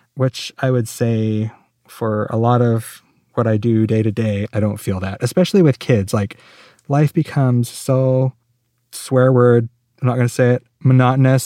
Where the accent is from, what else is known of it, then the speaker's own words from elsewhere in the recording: Phoenix, Arizona, United States; I actually grew up in Phoenix